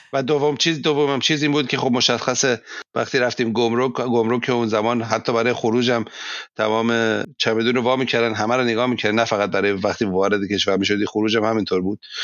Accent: Iran; now in Germany; من ایرانی هستم

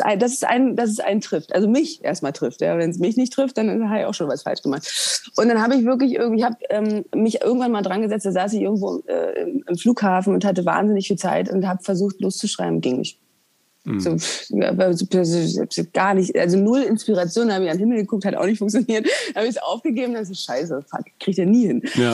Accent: East Germany, Germany; Wir kommen beide aus dem Osten

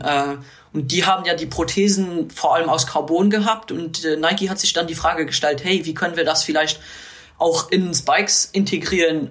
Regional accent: Luxembourg; natürlich als Luxemburger

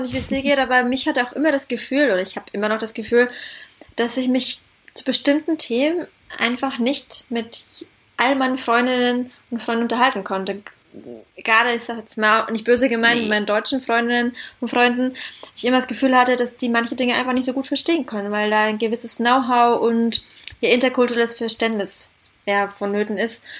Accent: Syria; also born or lived in Southern Germany; now in Berlin, Germany; Ich kenne es aus meiner Kindheit in Syrien

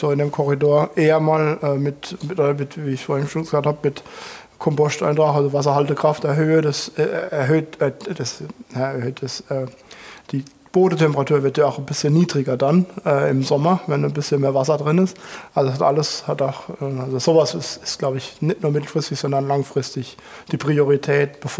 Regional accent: Rhineland-Palatinate, Germany; da kaufe ich lieber was weiterhin aus Frankreich, als dass ich mir die Mühe gebe und, und pflanze Syrah bei uns in der Pfalz.

